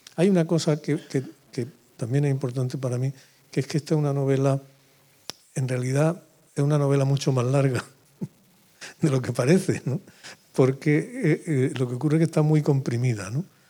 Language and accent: Spanish; Úbeda, Andalusia, Spain; moved away; yo vivía en Úbeda